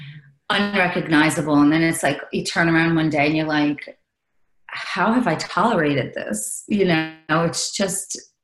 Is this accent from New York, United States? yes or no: yes; New York, United States; I'm from New York